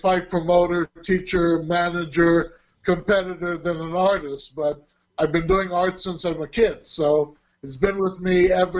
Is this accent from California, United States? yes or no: yes; Burbank, California, United States; also born or lived in Hollywood; I was born in Hollywood, California. Now, having said that, people reckon, you know, I'm involved in the movie industry or something, but the hospital was in Hollywood, and actually, after my birth, I was moved back home to Burbank.